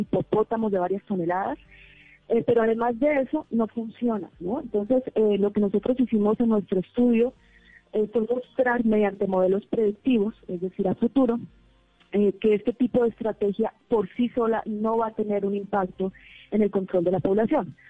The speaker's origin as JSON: {"language": "Spanish", "country": "Colombia", "said": "somos colombianos de diferentes universidades, somos dos que estamos trabajando en México, pero todos somos eh, colombianos"}